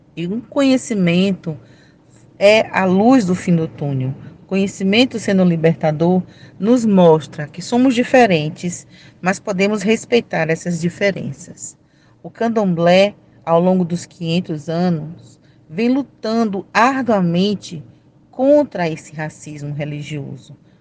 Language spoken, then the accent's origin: Portuguese; Salvador, Bahia, Brazil; Eu sou de Salvador, Bahia